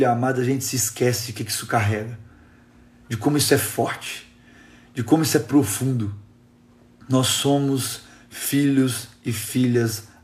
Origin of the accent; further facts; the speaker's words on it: Minas Gerais, Brazil; Eles vieram com a equipe lá da Sal da Terra, lá em Fabriciano, lá em Minas Gerais, lá da minha região.